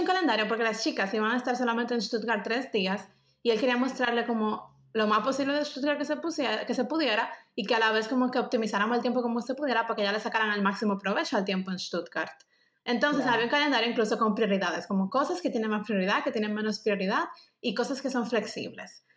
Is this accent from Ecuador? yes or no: no; Dominican Republic; moved away as an adult; now in Germany; nosotras como dominicanas